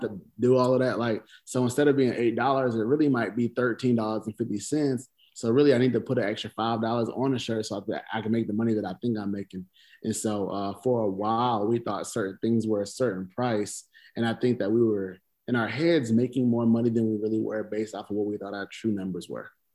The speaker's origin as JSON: {"language": "English", "region": "the South", "country": "United States", "said": "I'm from the South"}